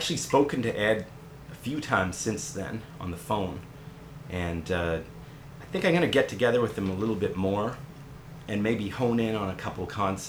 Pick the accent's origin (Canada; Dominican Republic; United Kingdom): Canada; being a Canadian, I decided it would be good to, you know, do something like